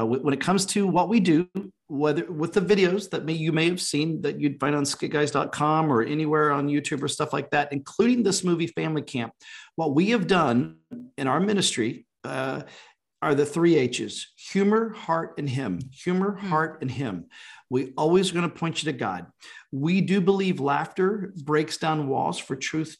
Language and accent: English; Oklahoma, United States; we grew up in Oklahoma